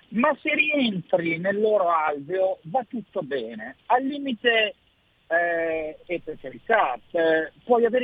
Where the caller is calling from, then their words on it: Milan, Lombardy, Italy; ciao Sammy, sono …, sono da Milano.